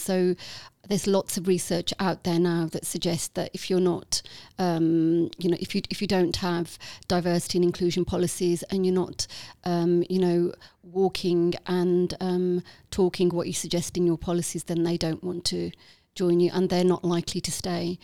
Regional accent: Walsall, West Midlands, United Kingdom; accent: Midlands lilt; on the outskirts of Birmingham. So I was born in Walsall

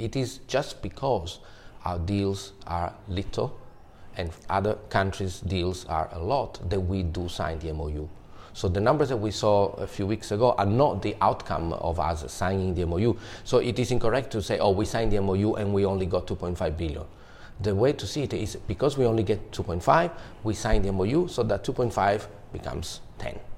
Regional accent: Palermo, Sicily, Italy; my hometown Palermo

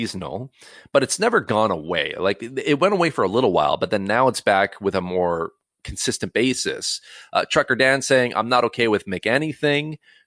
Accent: Cloverdale, British Columbia, Canada; I grew up in Cloverdale, BC

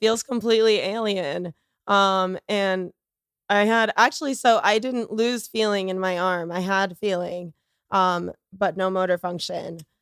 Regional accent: Boca Raton, Florida, United States; I grew up in Florida

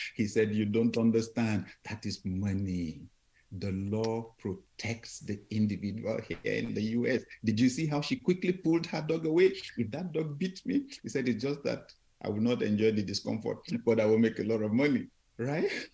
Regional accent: Nigeria; we came on vacation from Nigeria

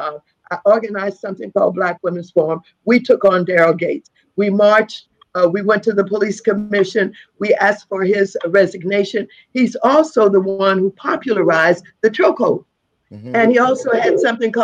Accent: St. Louis, Missouri, United States; I'm from St. Louis, Missouri.

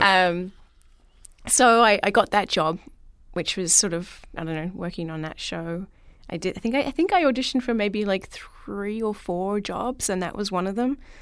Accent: Melbourne, Victoria, Australia; moved away; I'm from Melbourne, Australia, and grew up in and around Melbourne

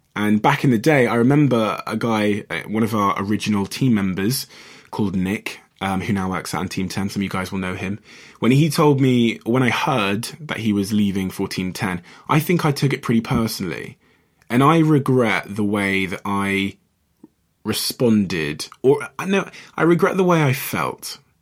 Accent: Botswana; I was born in Botswana, just near South Africa.

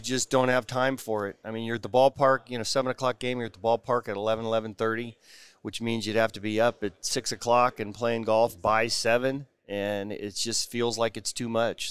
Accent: Bay Area, California, United States; I grew up in the Bay Area

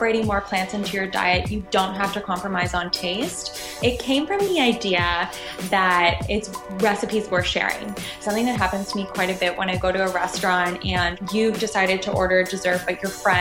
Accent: Toronto, Ontario, Canada; moved away as an adult; now in France; I am from Toronto, but I've been living in France for the past 3.5, almost 4 years

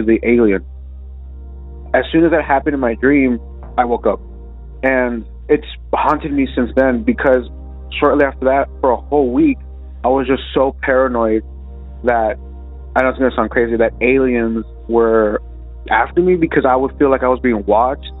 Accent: South Texas, United States; I was from South Texas, but yeah, I'm from South Texas.

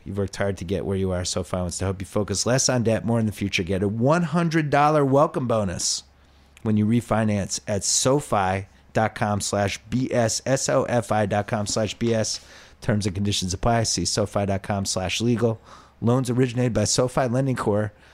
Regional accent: Boston, Massachusetts, United States; when I was growing up in Boston, we had the whole busing thing

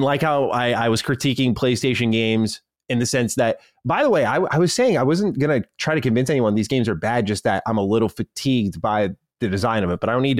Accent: Australia; the rest of the world shockingly doesn't know I'm Australian

